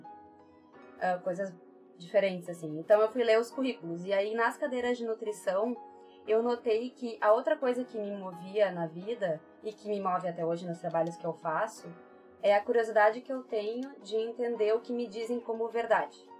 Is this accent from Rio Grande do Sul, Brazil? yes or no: yes; Porto Alegre, Rio Grande do Sul, Brazil; eu sou de Porto Alegre, sempre fui de Porto Alegre.